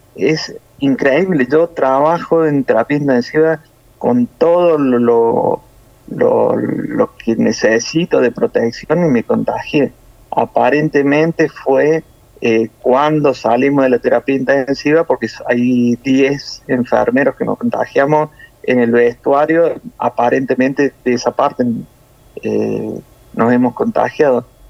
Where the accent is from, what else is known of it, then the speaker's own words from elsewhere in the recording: Córdoba, Argentina; accent: cordobés; now in Italy; Yo soy de Córdoba Capital